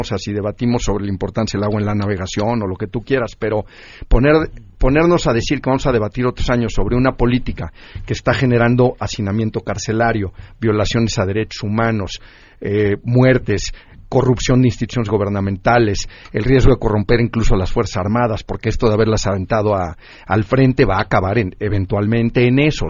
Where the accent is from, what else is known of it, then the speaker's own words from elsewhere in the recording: Mexico; vernos como mexicanos